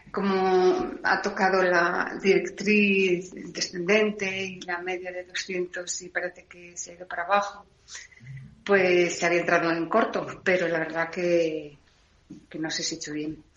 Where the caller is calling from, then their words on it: Salamanca, Castile and León, Spain; de Salamanca.